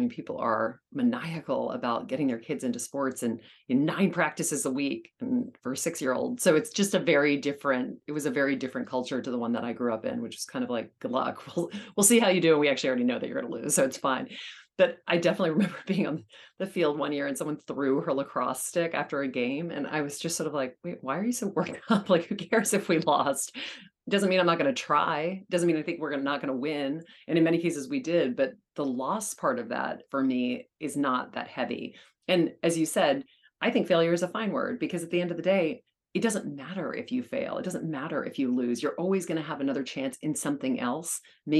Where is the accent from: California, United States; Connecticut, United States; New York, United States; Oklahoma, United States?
New York, United States; which as a New Yorker, you know, you should never